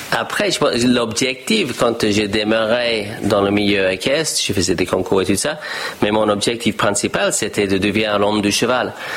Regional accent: Australia; French is a second language; moved away as an adult; also born or lived in United States; j'ai discuté avec ma famille en Australie et je dis, je ne vais pas reprendre la ferme familiale

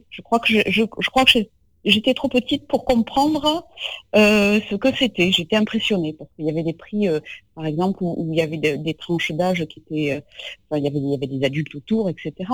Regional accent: Castres, Occitania, France; also born or lived in Lot; non, je ne suis pas née, je suis née dans le Lot. Mais je, euh, voilà, je, ne sais qui naître. Après, je suis, j'ai grandi euh, du côté de Castres.

